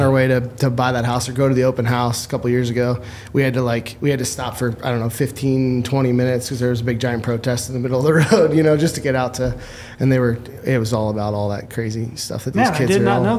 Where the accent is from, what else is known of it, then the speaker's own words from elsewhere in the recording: New Jersey, United States; moved away as an adult; now in Flagstaff, United States; That's the New Jersey in me coming out.